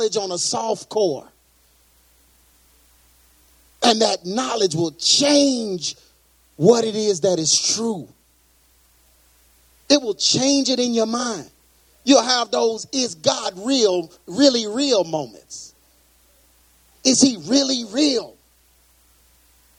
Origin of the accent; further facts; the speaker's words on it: Texas, United States; I'm from Texas. That's the way we talk down here